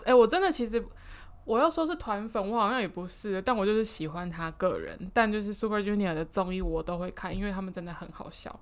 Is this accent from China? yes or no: no; outlying islands, Taiwan; 我是来自离岛